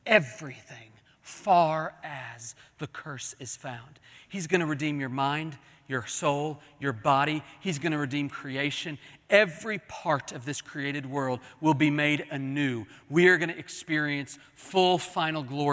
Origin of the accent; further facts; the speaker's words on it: Oklahoma City, Oklahoma, United States; When I was growing up in Oklahoma City, we would drive from Oklahoma City to Kansas City to see my grandparents.